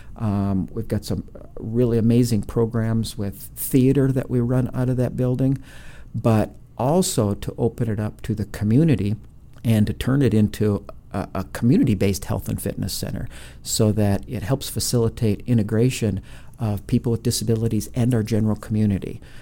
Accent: Brainerd, Minnesota, United States; moved away; I actually was born and raised in Minnesota

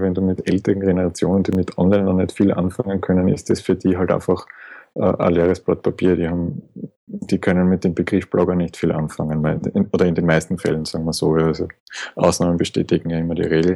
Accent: Schwechat, Lower Austria, Austria; also born or lived in Vienna; geboren in Wien, äh, auch wenn ich nie in Wien gewohnt habe oder gelebt habe. Okay. Äh, aufgewachsen bei Schwächert

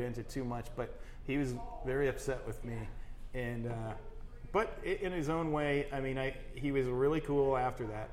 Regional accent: Austin, Minnesota, United States; moved away as an adult; also born or lived in Crookston, Minnesota / Sioux Falls, South Dakota; growing up in Austin, Minnesota

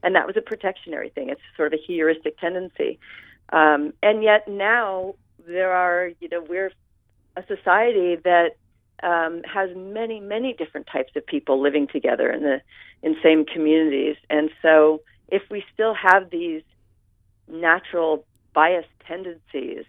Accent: San Francisco, California, United States; I grew up in Pacific Heights in San Francisco

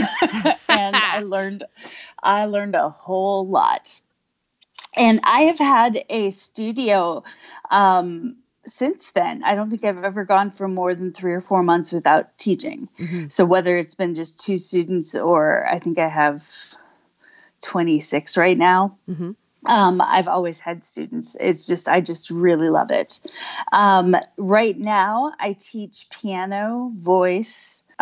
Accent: Wisconsin, United States; now in Virginia, United States; I'm originally from Wisconsin

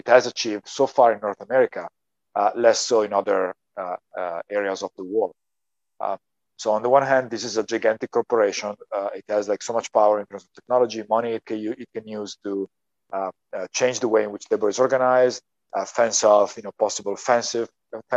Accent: a small town in northern Italy, Italy; moved away; I happen to come from a small town in northern Italy where the first and still biggest, I think, fulfillment center owned by Amazon is located.

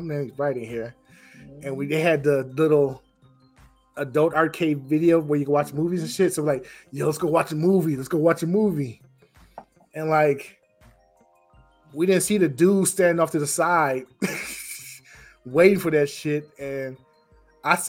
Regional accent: North Chicago, Illinois, United States; born and raised in North Chicago

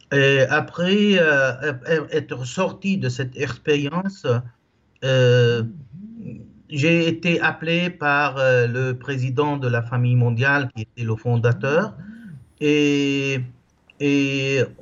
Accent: Lebanon; now in Italy; je suis libanais. je vis en Italie depuis 35 ans. je suis marié avec deux petites filles de 12 et 14 ans. Et là, j'ai vécu au Liban au début jusqu'à ma jeunesse.

